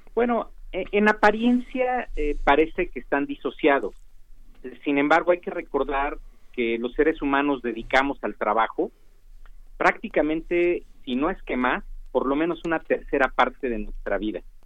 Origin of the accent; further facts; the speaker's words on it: Mexico; nosotros como mexicanos